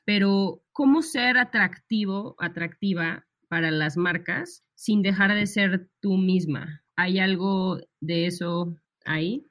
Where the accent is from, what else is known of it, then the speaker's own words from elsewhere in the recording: León, Guanajuato, Mexico; also born or lived in Monterrey; somos las dos de León